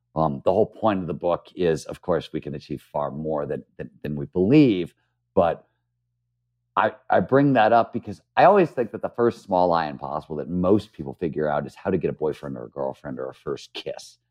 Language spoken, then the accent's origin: English; Cleveland, Ohio, United States; moved away; also born or lived in San Francisco; when I was growing up in Cleveland, Ohio, I wanted to be a writer